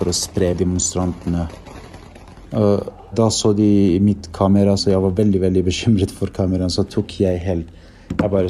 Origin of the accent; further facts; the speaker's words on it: Norway; Og spurte han Hakani med hvor jeg er fra. Da sa jeg jeg er fra Norge.